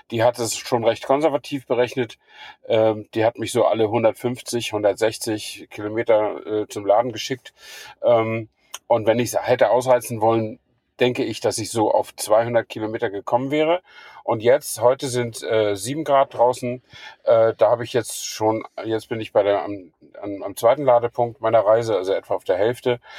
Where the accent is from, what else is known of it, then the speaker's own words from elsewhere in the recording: Flensburg, Schleswig-Holstein, Germany; now in Königs Wusterhausen, Germany; Stamme ich ja aus, danke, stamme ich ja aus Flensburg, also habe ich mich auf den Weg gemacht von Königswusterhausen nach Flensburg.